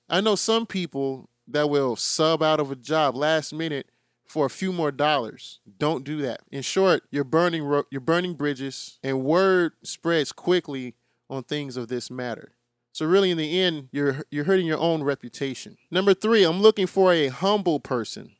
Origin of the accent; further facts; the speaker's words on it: Chicago, Illinois, United States; I'm from Chicago, so I have to use my Bulls as an example